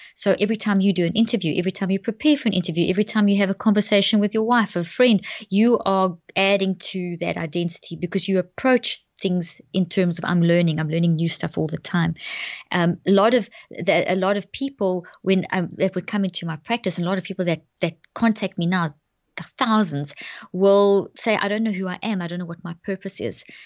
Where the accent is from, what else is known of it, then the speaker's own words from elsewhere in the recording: South Africa; moved away as an adult; also born or lived in Zimbabwe; now in Dallas, United States; I was born in Zimbabwe and grew up in South Africa, and we've been in the States now for twelve years. So we're based in Dallas